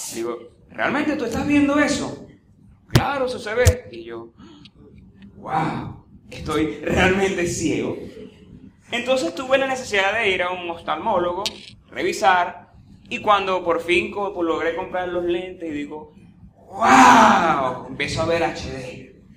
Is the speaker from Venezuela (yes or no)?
yes; Venezuela; En estos tiempos que vivimos como venezolanos